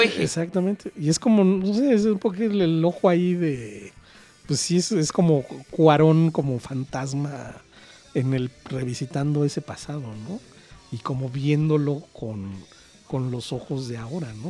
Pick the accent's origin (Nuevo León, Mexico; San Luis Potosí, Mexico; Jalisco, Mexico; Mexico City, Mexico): Mexico City, Mexico